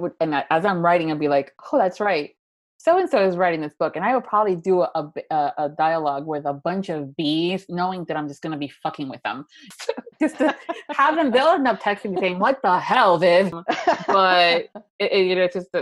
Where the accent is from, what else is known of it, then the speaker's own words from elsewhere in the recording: Florida, United States; I'm from Florida